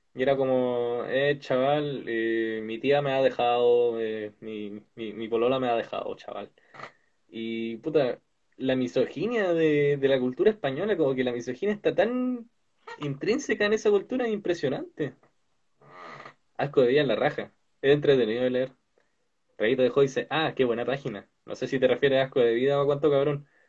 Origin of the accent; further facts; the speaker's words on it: Valparaíso, Chile; nosotros somos de Valparaíso.